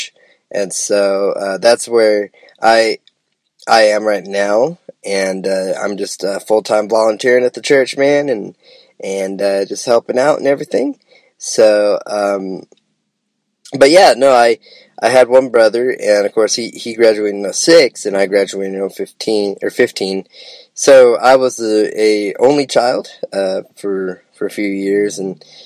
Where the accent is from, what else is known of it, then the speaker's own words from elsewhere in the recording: Nampa, Idaho, United States; also born or lived in Boise, Idaho; now in Lawrenceburg, Tennessee, United States; I was raised in the suburb area of Nampa, Idaho, just right outside of Nampa